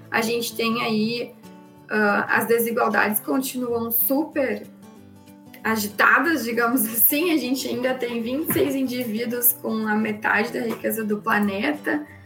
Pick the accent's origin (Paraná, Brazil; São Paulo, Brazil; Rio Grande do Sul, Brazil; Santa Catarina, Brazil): Rio Grande do Sul, Brazil; Porto Alegre; Eu sou aqui de Porto Alegre